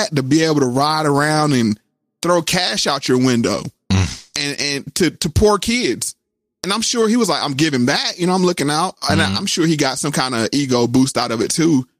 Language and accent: English; Durham, North Carolina, United States; also born or lived in Spindale, North Carolina; I was born in Spindale, North Carolina, then I moved to Durham when I was like 9 years old, but I would always go back to Spindale every summer